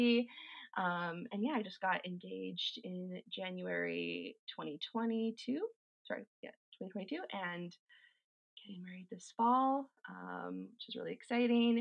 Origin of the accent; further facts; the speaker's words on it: Calgary, Alberta, Canada; I was born and raised in Calgary. I've never lived anywhere else